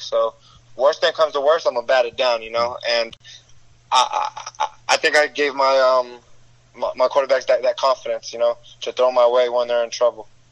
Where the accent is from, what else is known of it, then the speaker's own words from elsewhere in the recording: South Florida, United States; growing up in South Florida is just competition no matter where you're